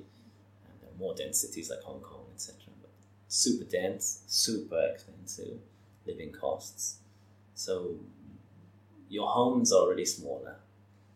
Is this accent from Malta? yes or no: yes; Malta; my home country